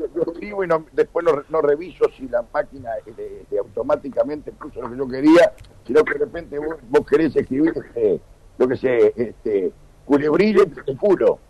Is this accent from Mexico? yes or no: no; Uruguay; De Uruguay.